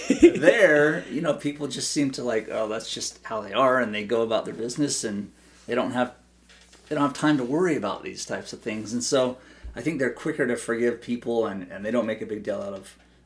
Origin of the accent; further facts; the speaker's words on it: Idaho, United States; I think that just growing up in Idaho, I think it's made me a more simple person.